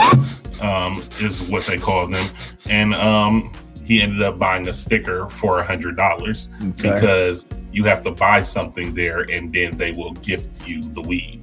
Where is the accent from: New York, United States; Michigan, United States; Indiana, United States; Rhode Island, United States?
Michigan, United States; Detroit; now in Arizona, United States; I'm from Detroit originally, so you would think I'm used to the cold, but I've been in Arizona for about 17 years now.